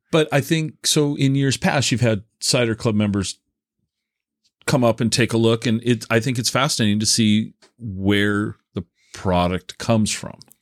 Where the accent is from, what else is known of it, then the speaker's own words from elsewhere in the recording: Tacoma, Washington, United States; when I was a, a, kid growing up in the Tacoma Puyallup area